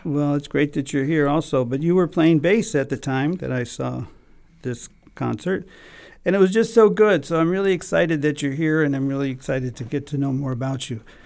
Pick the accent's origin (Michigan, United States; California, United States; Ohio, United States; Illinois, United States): Illinois, United States; Chicago; we're both from Chicago